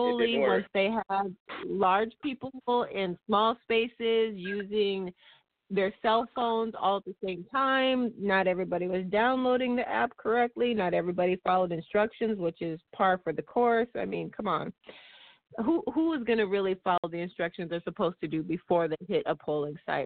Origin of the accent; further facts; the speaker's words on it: Midwest, United States; being a Midwesterner